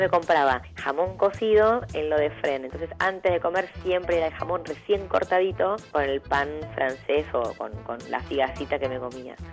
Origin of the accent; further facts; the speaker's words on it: Buenos Aires, Argentina; me crié más que nada en Parque Patricio